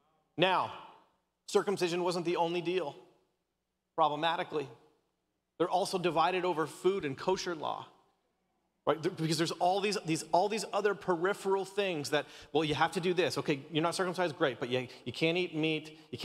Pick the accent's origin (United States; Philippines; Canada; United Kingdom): Canada; My wife is Australian, and of course I'm Canadian, and my parents are like locked up in Canada right now.